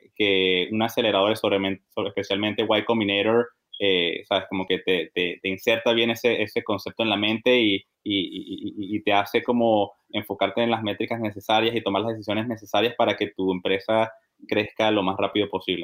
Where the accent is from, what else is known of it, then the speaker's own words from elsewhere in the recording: Venezuela; also born or lived in Bogotá / Boston / Texas; now in New York, United States; somos este, criollos, nacidos y criados en Venezuela